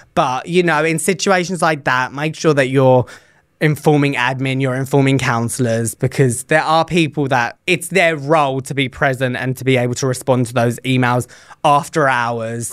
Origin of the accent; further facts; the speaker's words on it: England, United Kingdom; moved away as an adult; now in United States; when I was growing up in England, when I was doing my teacher training